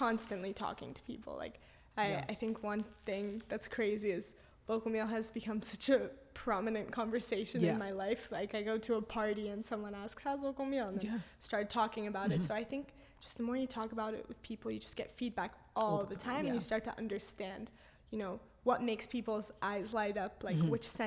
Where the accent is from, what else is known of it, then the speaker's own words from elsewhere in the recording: Los Angeles, California, United States; now in London, United Kingdom; I grew up there